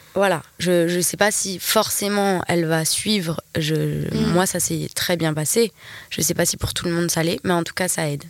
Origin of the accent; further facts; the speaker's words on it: New Caledonia; je suis née ici, je suis une vraie Calédonienne